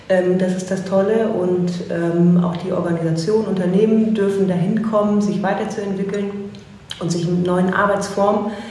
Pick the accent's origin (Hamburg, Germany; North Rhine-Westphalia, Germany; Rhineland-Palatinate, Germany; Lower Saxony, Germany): Lower Saxony, Germany; now in Bremen, Germany; Tatsächlich ähm, bin ich vor drei Jahren hier nach Bremen gekommen und ich komme aus der Region Braunschweig-Wolfsburg.